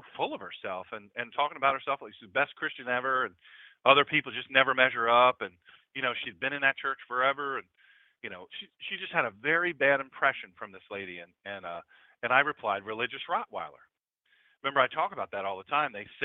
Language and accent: English; United States; I'm an American.